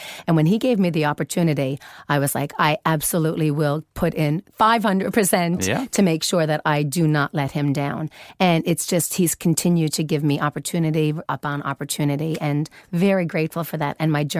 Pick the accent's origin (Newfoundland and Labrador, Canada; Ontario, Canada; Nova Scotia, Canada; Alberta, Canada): Newfoundland and Labrador, Canada; now in Sweden; I'm from Canada. Newfoundland. Very special part of Canada.